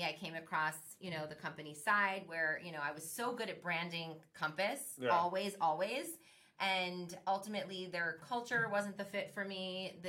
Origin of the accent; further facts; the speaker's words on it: Miami, Florida, United States; now in Orlando, United States; I'm from Miami, I'm living in Orlando now.